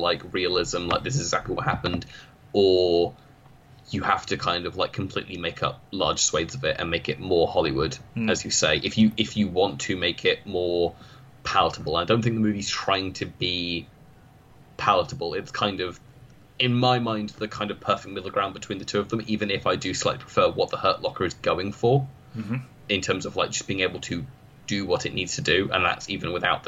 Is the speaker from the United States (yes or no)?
no; United Kingdom; as a British person